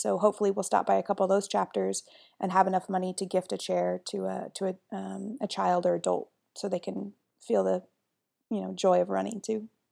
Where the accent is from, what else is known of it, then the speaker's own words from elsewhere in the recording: Midwest, United States; I'm from the Midwest